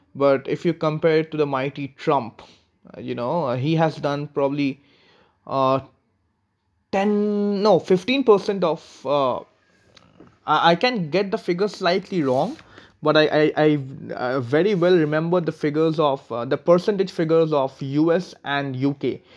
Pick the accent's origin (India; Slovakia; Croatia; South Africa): India; being an Indian